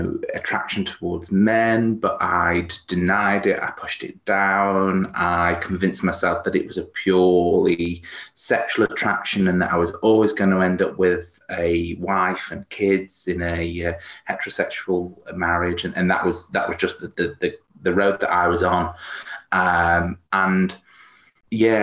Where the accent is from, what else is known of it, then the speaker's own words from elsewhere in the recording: Stoke-on-Trent, West Midlands, United Kingdom; also born or lived in Manchester; now in Cheshire, United Kingdom; I'm from Cheshire, so although I'm originally from sort of Stoke-on-Trent and moved around a bit, lived in Manchester for a while